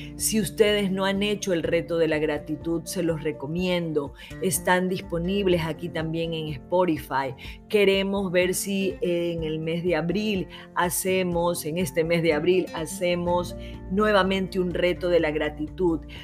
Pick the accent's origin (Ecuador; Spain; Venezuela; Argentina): Ecuador; mi país